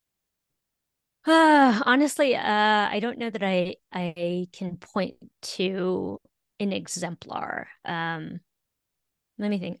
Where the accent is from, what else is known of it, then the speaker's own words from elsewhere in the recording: California, United States; I'm a Californian